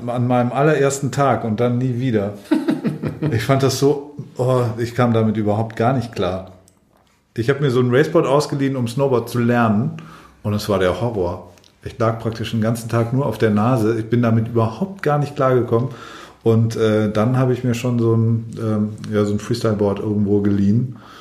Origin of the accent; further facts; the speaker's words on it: Allgäu, Bavaria, Germany; moved away; ich komme ursprünglich aus dem Allgäu und da hatten alle Chiemsee-Pullover